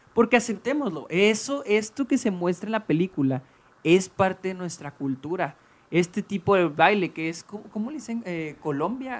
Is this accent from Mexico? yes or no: yes; Mexico; nosotros que somos de México